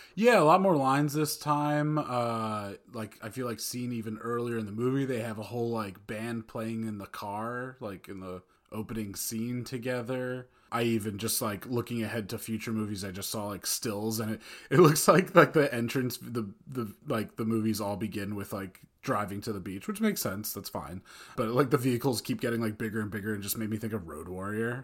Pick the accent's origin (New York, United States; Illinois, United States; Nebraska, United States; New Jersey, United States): New Jersey, United States; Old Tappan; from Northern Valley Regional High School at Old Japan, class of oh five